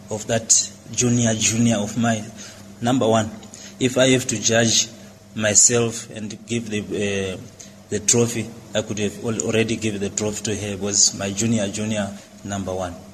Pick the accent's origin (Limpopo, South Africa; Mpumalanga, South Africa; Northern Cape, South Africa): Limpopo, South Africa; Modimolle; Afrikaans is a second language; ek kom van Geluksfontein Bokmelkas plus Baita Modimolle en Limpopo. Ek praat big Afrikaans maar ek is nie nie so goed nie. Maar ek praat baie Afrikaans.